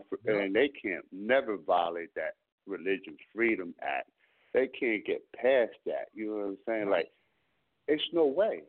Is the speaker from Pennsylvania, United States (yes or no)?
yes; Berks County, Pennsylvania, United States; I'm from the Berks territory.